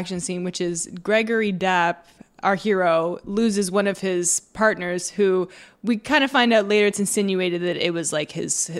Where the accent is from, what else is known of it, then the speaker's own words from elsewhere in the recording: Canada; we're from Canada